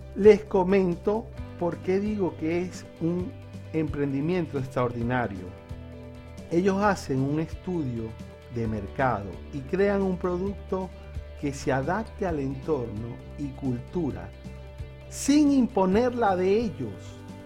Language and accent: Spanish; Maracaibo, Zulia, Venezuela; moved away as an adult; also born or lived in Barquisimeto / Margarita Island; now in Buenos Aires, Argentina; he tenido la oportunidad de emigrar y emigrar dentro y fuera de mi país, Venezuela. La primera vez que lo hice fue de Maracaibo a Barquisimeto